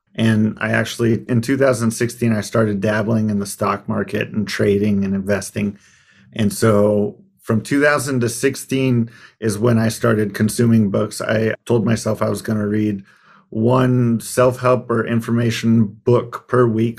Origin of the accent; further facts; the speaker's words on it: Arizona, United States; when I moved back to where I grew up in Arizona